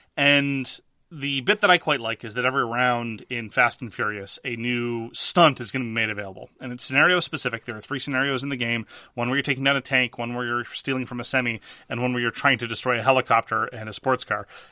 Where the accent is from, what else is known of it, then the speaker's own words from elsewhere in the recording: Montreal, Quebec, Canada; I am from Quebec.